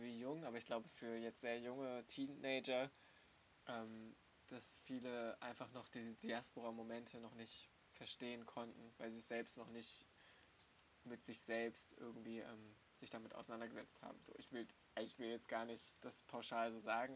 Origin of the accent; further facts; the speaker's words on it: Germany; accent: German accent (in Persian); ich werde von meiner iranischen Familie natürlich als Deutscher gelesen. So, und ich habe einen super krass deutschen Akzent, wenn mhm. ich Persisch spreche